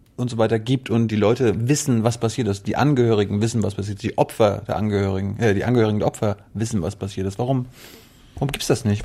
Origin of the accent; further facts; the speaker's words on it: Malchin, Mecklenburg-Vorpommern, Germany; ich bin Mecklenburger